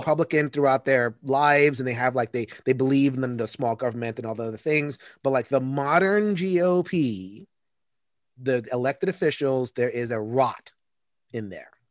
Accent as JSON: {"language": "English", "region": "New York", "country": "United States", "said": "as a New Yorker"}